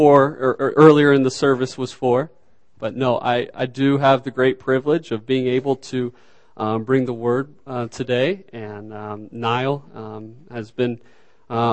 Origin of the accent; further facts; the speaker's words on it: Arkansas, United States; moved away; originally from Arkansas